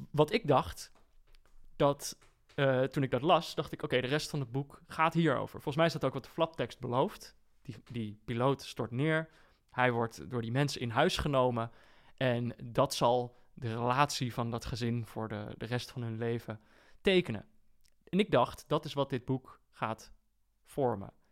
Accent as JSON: {"language": "Dutch", "town": "Borne", "region": "Overijssel", "country": "Netherlands", "said": "ik kom uit Borne"}